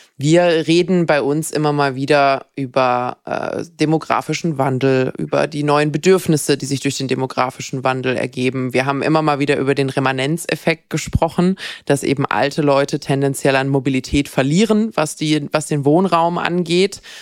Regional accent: Bad Wildbad, Baden-Württemberg, Germany; moved away; ich komme ursprünglich auch aus dem Schwarzwald, meine Eltern haben dort ein Haus.

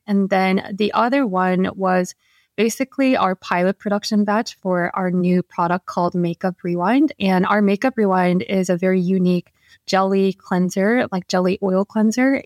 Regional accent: Seoul, South Korea; moved away as an adult; now in New York, United States; Yeah, so I was born and raised in Korea and, yeah, in Seoul. So I moved to New York only five years ago.

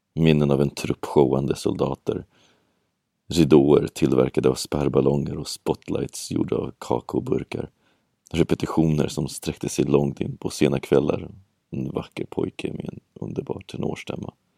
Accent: Sweden; accent: Swedish; min svenska brytning som lyser igenom allt som oftast

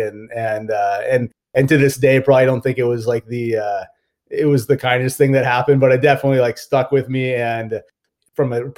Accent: Fullerton, California, United States; I grew up in Orange County in Fullerton, California

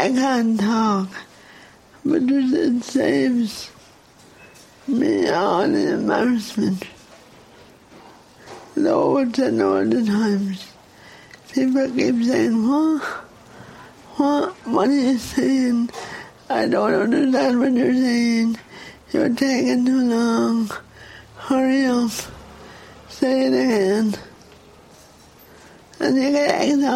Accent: Dublin, Leinster, Ireland; accent: Dublin; they tell me I have a Dublin accent, which I hate

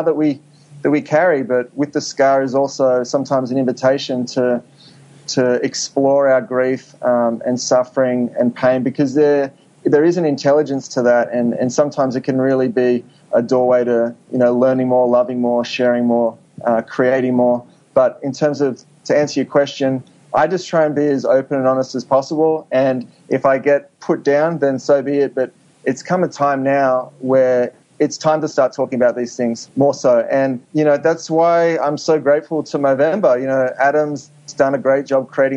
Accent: Sydney, New South Wales, Australia; moved away as an adult; also born or lived in New York; now in Los Angeles, United States; I grew up in Sydney

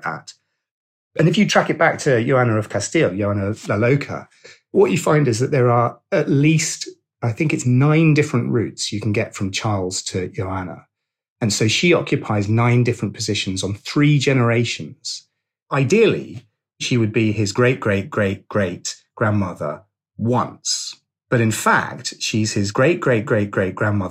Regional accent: Suffolk, East of England, United Kingdom; I'm from Suffolk

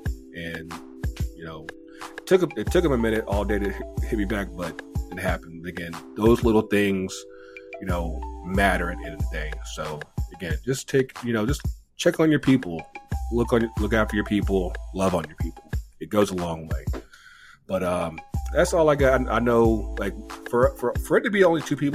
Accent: Kinston, North Carolina, United States; moved away; also born or lived in Richmond, Virginia; I was also down in North Carolina, my hometown, Kinston, North Carolina, for my family reunion

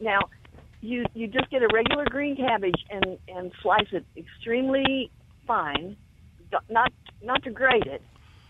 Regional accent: Kentucky, United States; I grew up in Kentucky

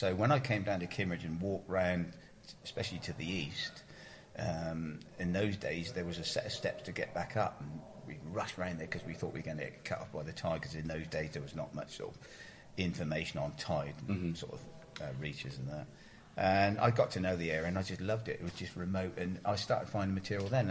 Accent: Ferndown, South West England, United Kingdom; I grew up around Ferndown

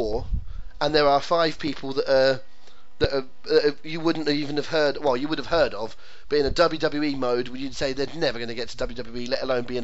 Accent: England, United Kingdom; an Englishman with Scottish roots

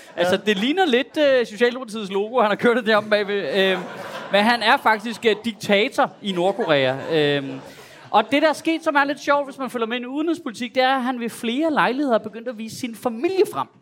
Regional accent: Copenhagen, Capital Region of Denmark, Denmark; som københavner

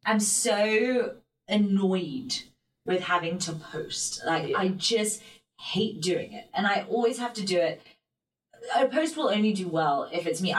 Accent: London, United Kingdom; also born or lived in New York, United States / Mumbai, India; I grew up in Chelsea

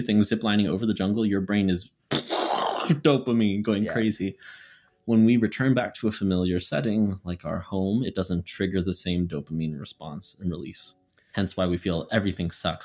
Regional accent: Canada; moved away as an adult; now in Philadelphia, United States; I just left Canada. I just left home. I left my hometown and moved to a completely different country

